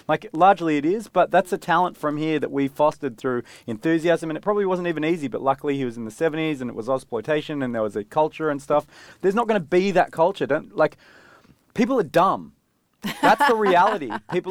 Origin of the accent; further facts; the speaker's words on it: Australia; Yeah, we're Australian.